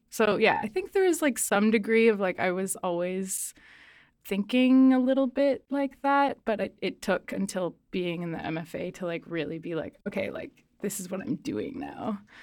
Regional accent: Nova Scotia, Canada; also born or lived in southern Mexico; now in British Columbia, Canada; I grew up in Nova Scotia, actually, in, like, a really rural place and then grew up kind of between there and southern Mexico, and now I've been in B C for, like, eight years.

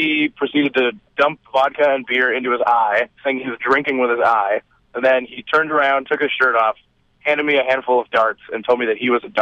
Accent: Richmond Hill and Brampton, Ontario, Canada; We grew up in Richmond Hill and Brampton, but now one of us lives in Toronto and the others live outside of the city

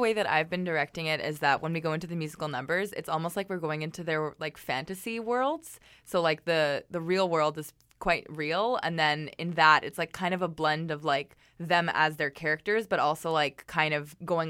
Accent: Canada; let's make our porno like really Canadian because people love Canadians and we're Canadian.

